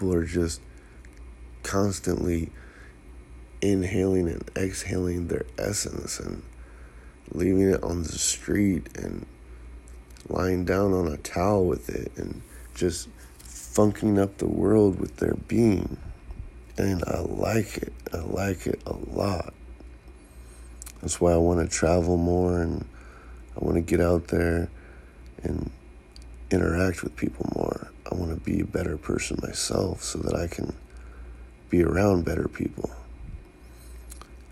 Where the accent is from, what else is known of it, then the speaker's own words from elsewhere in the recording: Santa Cruz, California, United States; growing up in Santa Cruz